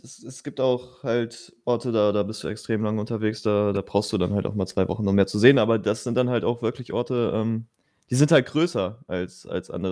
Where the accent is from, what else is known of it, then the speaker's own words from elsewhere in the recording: Germany; ich bin Deutscher